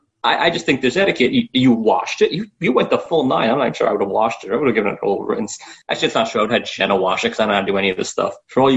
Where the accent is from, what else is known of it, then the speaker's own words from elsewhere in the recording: New York, United States; I'm born and raised in New York.